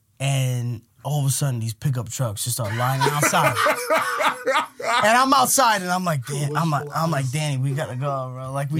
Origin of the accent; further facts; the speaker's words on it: Long Island, New York, United States; I'm from Long Island.